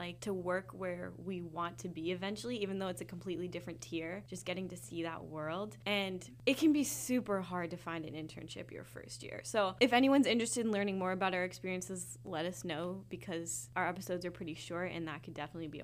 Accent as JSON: {"language": "English", "region": "Washington", "country": "United States", "tie": "born or raised there", "accent": "American", "moved": "as an adult"}